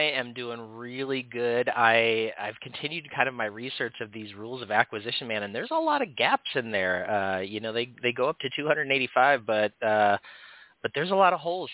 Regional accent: Oregon, United States; My home state of Oregon

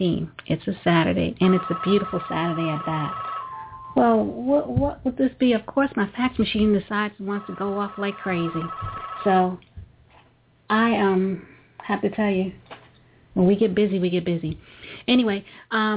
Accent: New York, United States; I'm a New Yorker

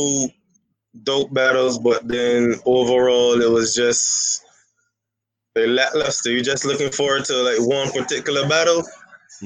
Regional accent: Barbados; from Barbados, man. I'm not like in the U.S. No, I'm literally in Barbados.

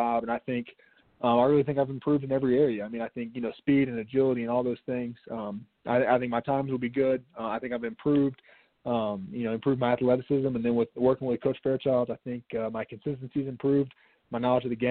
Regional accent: Chattanooga, Tennessee, United States; being born and raised in Chattanooga, Tennessee, you know, going home and playing in my hometown

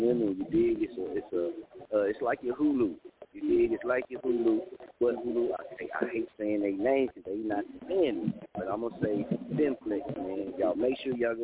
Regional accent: Muskogee, Oklahoma, United States; also born or lived in Wichita; I'm from Muskogee

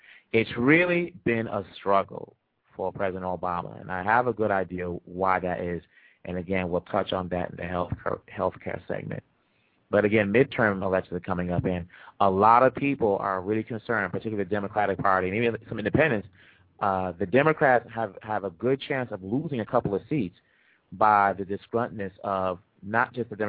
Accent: Boston, Massachusetts, United States; also born or lived in Congo / Illinois; growing up in Boston, you know, Boston's our adopted hometown, you know, from Congo, but Boston's my adopted hometown, even though we first came to Worcester, Illinois.

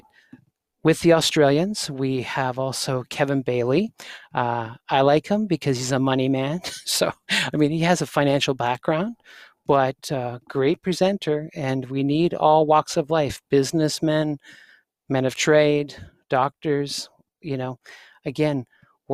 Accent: Canada; people think I got an accent. I'm just Canadian

